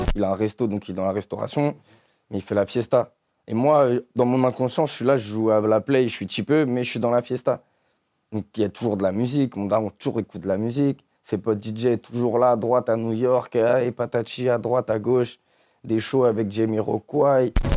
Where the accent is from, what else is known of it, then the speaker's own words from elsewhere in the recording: Ville-d'Avray, Île-de-France, France; j'ai grandi dans le 92, à Ville d'Avray.